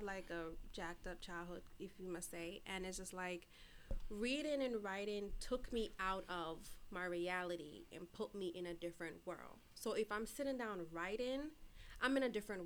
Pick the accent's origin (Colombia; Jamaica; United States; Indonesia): Jamaica; moved away; I was born here, but I was raised in Jamaica for 11 years.